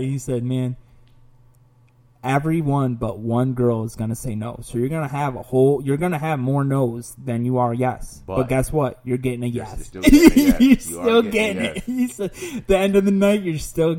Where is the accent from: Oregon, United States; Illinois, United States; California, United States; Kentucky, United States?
Illinois, United States; Oswego; also born or lived in Orange County / Chicago; Oswego now, because I've lived here longer